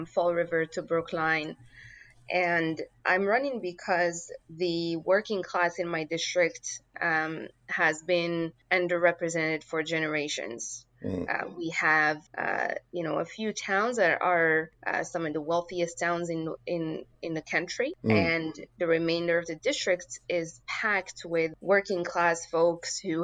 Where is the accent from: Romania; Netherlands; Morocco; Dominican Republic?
Morocco; moved away as an adult; now in United States; I grew up in Morocco.